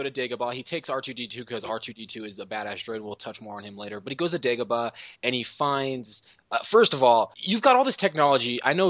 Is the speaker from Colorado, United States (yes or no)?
yes; Colorado, United States; moved away; also born or lived in Wisconsin; I'm from Colorado. I've also lived in Wisconsin.